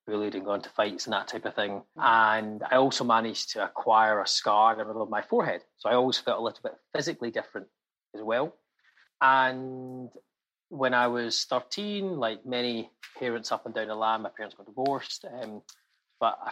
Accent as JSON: {"language": "English", "town": "Glasgow", "region": "Scotland", "country": "United Kingdom", "tie": "born or raised there", "said": "I was born in Glasgow in a working class family"}